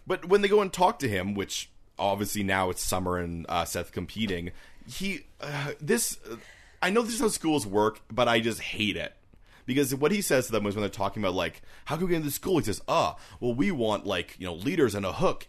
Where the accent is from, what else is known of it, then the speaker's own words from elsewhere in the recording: Canada; we're Canadian